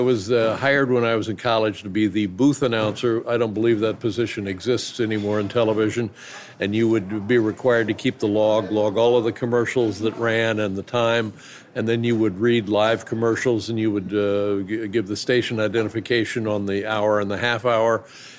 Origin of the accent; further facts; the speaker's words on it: Indianapolis, Indiana, United States; now in Los Angeles, United States; I can remember being in Los Angeles and being stunned by it because I came from Indianapolis.